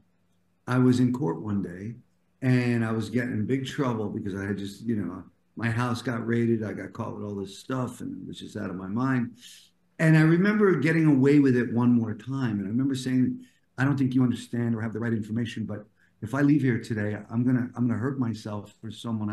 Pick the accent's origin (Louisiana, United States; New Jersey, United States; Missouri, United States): New Jersey, United States; moved away as an adult; also born or lived in New York; now in Los Angeles, United States; I'm an East Coast guy, New Yorker originally, then New Jersey most of my life.